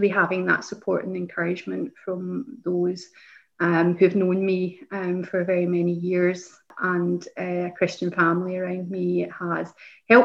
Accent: East Kilbride, Scotland, United Kingdom; also born or lived in Lesmahagow; I grew up in East Kilbride, which is the big town area that I represent

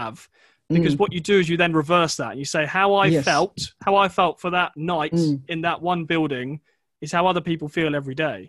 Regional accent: England, United Kingdom; I grew up outside of London

